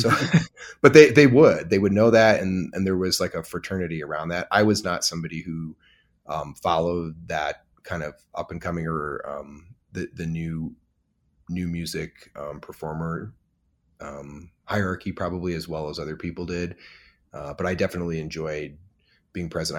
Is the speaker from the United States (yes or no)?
yes; Michigan, United States; now in Emeryville, United States; I grew up in Michigan in the Midwest